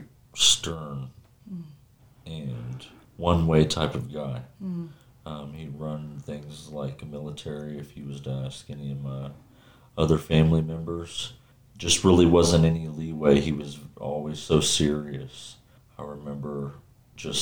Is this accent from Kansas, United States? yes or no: yes; Kansas, United States; I'm from Kansas, a small town about 50 miles south of Kansas City.